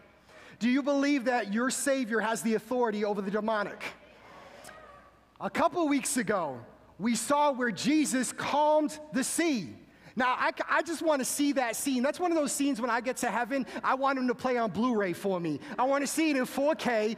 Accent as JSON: {"language": "English", "region": "Massachusetts", "country": "United States", "moved": "yes", "said": "I'm originally from Massachusetts, so being from Massachusetts, you are born and bred a Boston Red Sox fan"}